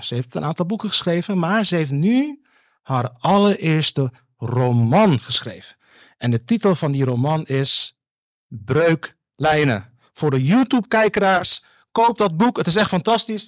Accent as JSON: {"language": "Dutch", "country": "Netherlands", "said": "ik ben ook een Nederlander."}